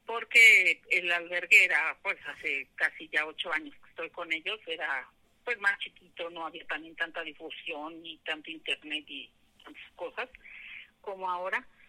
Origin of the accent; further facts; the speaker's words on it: Aragón, edge of Mexico City, Mexico; also born or lived in Porlindarista; nosotros nos mudamos de, de Porlindarista hacia acá, Aragón, en la orilla de, de Ciudad de México